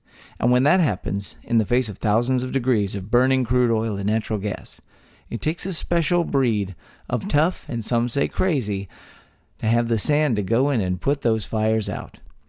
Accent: Texas, United States; born or raised there

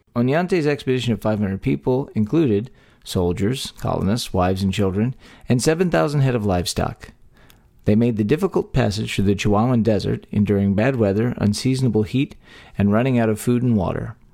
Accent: Texas, United States; born or raised there

